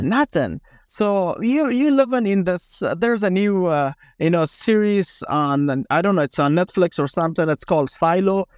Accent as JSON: {"language": "English", "country": "Afghanistan", "tie": "born or raised there", "said": "I grew up in Afghanistan."}